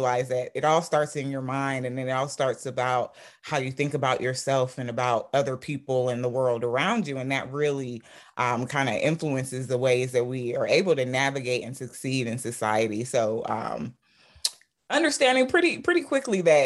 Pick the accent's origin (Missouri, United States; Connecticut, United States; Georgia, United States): Georgia, United States; College Park; also born or lived in Sierra Leone; growing up in College Park